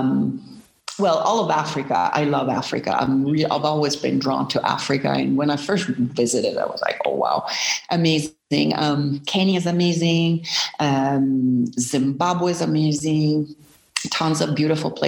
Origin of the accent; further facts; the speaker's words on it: Milan, Lombardy, Italy; now in Sicily, Italy; I'm originally from Milan